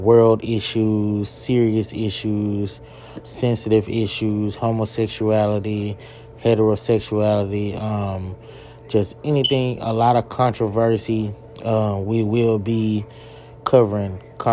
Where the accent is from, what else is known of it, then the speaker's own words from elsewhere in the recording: Longview, Texas, United States; I grew up in Longview, Texas, in the East Texas area on the south side of Longview